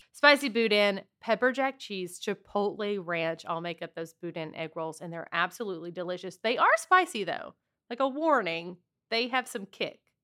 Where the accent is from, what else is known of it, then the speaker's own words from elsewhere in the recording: Southwest Louisiana, United States; my family's originally from Texas, but I grew up in Southwest Louisiana